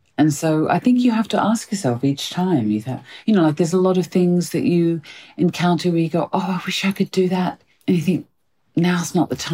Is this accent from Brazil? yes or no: no; Australia; now in United Kingdom; I'm Australian